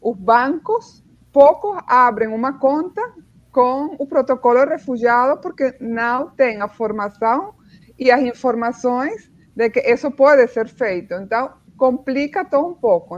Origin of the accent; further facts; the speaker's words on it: Venezuela; Portuguese is a second language; moved away as an adult; also born or lived in Spain; now in Brazil; meus pais são alemães, mas eles emigraram para a Venezuela, então nasci e cresci na Venezuela